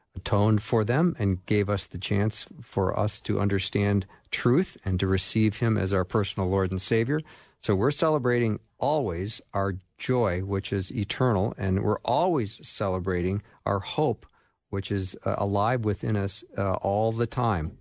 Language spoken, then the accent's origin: English; Edina, Minnesota, United States; Edina, Minnesota, which is my hometown.